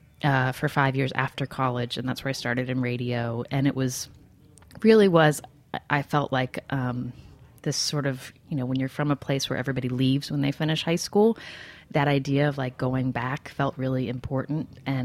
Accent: Charleston, West Virginia, United States; now in New York City, United States; I grew up in Charleston, West Virginia, which is the state capital of West Virginia, a town of about 50,000 people. I have four sisters

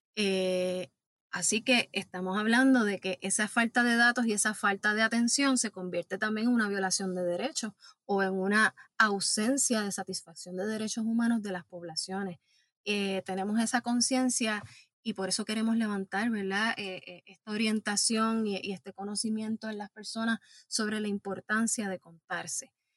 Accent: Puerto Rico; como puertorriqueñas y puertorriqueños

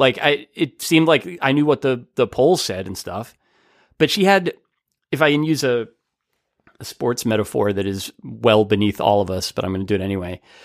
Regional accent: New Jersey, United States; growing up in New Jersey

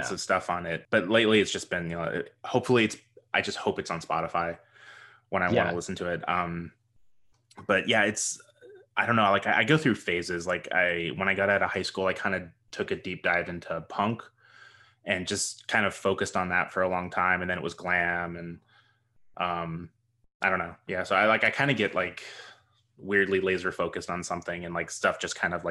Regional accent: Atlanta, Georgia, United States; I was growing up in Atlanta, so I was very heavily influenced by listening to 99X in Atlanta

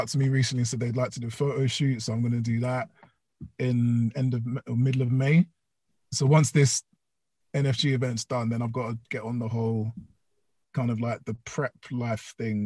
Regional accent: London, United Kingdom; I did my little stretch through Ealing, which is in West London, which is my hometown

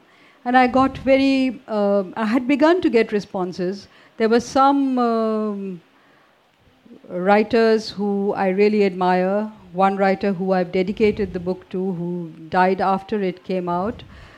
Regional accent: India; first language Hindi; English is a second language

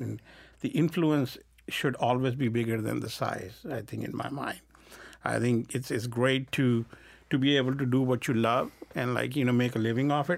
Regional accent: India; moved away; I grew up in India, which is so hot

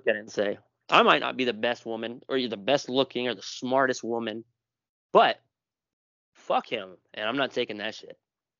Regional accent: Ireland; I'm Irish. I can say bigoted things toward Irish people.

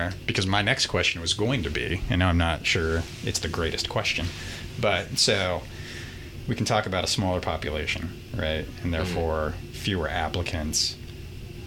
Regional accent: Indiana, United States; also born or lived in California; now in Lincoln, Nebraska, United States; I grew up in Indiana, but I lived in California for a while

